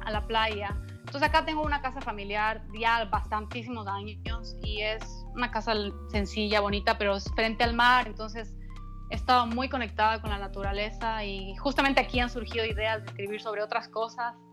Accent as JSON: {"language": "Spanish", "town": "Quito", "region": "Pichincha", "country": "Ecuador", "said": "yo soy de la capital, soy de Quito, pero tengo una casa en la playa, en, Santa Elena, es una península al, al sur, suroeste de, de Ecuador"}